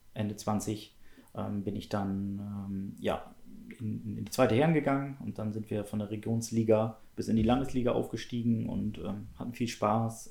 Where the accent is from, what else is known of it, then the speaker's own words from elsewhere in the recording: Schleswig-Holstein, Germany; ich bin in Schleswig-Holstein geboren